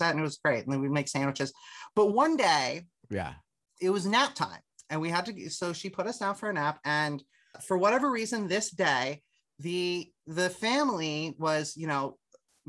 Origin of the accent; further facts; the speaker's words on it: Harrisburg, Pennsylvania, United States; I grew up in Susquehanna Township, which is the immediate municipality around it